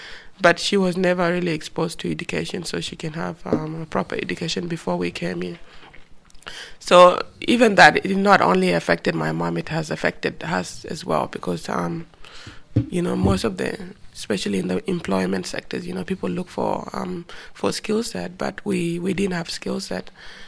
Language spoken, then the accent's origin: English; South Sudan; also born or lived in Ethiopia / Kenya; It was not easy to grow up in a country of no settlement, like in terms of like the safety. But when we got into the camp, at least we had our basic needs.